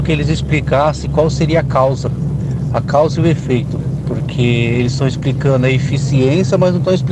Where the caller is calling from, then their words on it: São Paulo, Brazil; sou aqui do Interlagos.